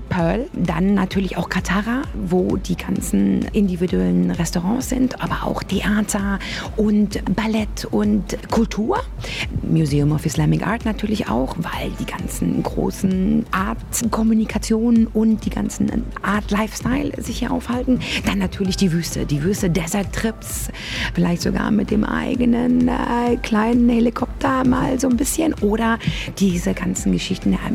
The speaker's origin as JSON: {"language": "German", "region": "Berlin", "country": "Germany", "said": "Also ich bin ja aus Berlin, die U-Bahn."}